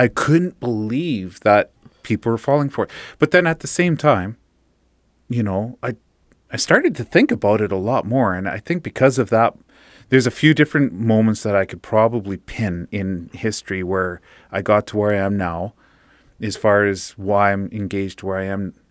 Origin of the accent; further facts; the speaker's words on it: Fort St. John, British Columbia, Canada; we're from Fort Saint John